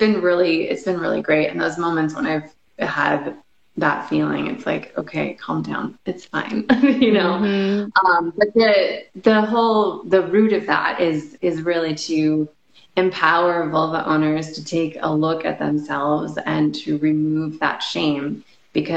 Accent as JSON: {"language": "English", "town": "Chicago", "region": "Illinois", "country": "United States", "also_born_or_lived": "Los Angeles", "moved": "yes", "lives_now": "Las Vegas, United States", "said": "I'm originally from Chicago"}